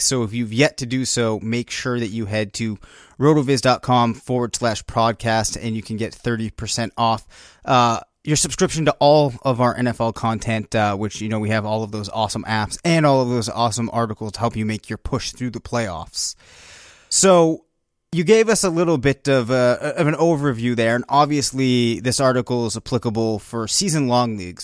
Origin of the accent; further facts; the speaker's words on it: Bedford, New Hampshire, United States; We're from Bedford, New Hampshire